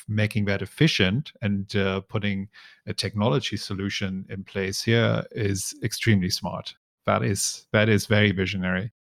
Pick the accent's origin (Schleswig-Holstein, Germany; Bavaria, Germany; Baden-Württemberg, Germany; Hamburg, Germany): Hamburg, Germany; moved away as an adult; now in Hong Kong; I grew up in Hamburg in Germany.